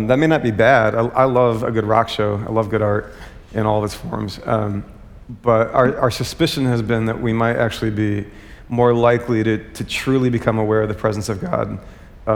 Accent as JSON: {"language": "English", "country": "United States", "said": "as an American"}